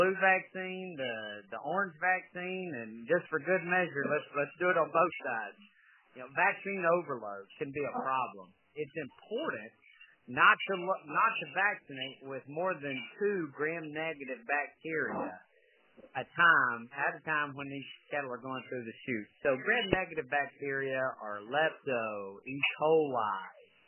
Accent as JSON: {"language": "English", "region": "Georgia", "country": "United States", "tie": "born or raised there", "said": "Being born and raised in Georgia"}